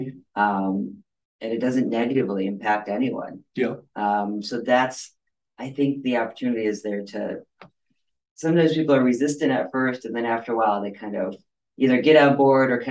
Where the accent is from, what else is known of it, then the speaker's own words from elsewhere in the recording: Northern Michigan, United States; moved away as an adult; now in Washtenaw County, Michigan, United States; I grew up in Northern Michigan